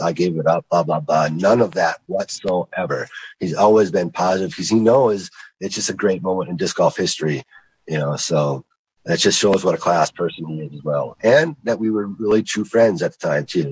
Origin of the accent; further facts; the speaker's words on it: Lake Michigan, Wisconsin, United States; I grew up on Lake Michigan